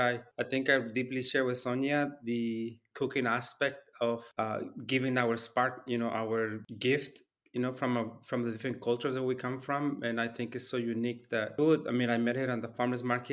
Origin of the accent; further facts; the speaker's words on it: Guerrero, Mexico; now in Oregon, United States; I'm from the Nahuatl community, from the state of Guerrero, what is known now as Guerrero, Mexico.